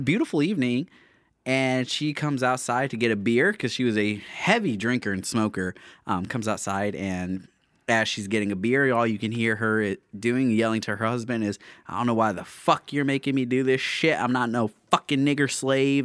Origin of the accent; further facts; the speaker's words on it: small town in Illinois, United States; the town I grew up in. My hometown, Little Itty Bitty Redneck Town, nobody's ever heard